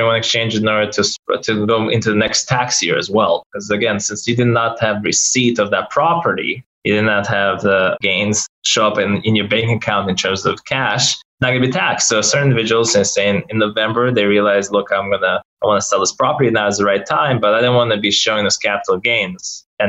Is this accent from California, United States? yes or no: yes; Silicon Valley, California, United States; I come from Silicon Valley.